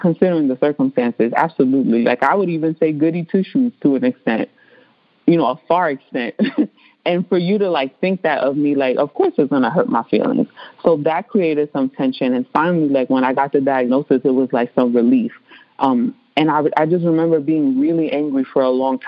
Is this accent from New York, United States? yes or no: yes; New York City, New York, United States; first language Spanish; English is a second language; growing up in the Bronx